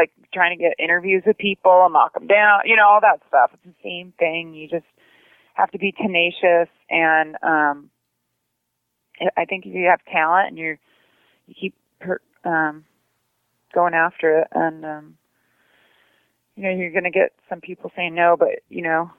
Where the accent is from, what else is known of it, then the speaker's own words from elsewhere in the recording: San Diego, California, United States; Well, I think growing up in San Diego, I was always at the beach, and it's just kind of a natural transgression because it's kind of a beach chick growing up.